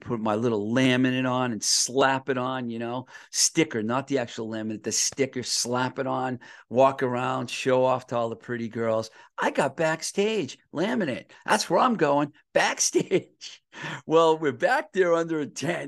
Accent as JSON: {"language": "English", "town": "Webster", "region": "Massachusetts", "country": "United States", "said": "I'm from Webster, so I know all those towns"}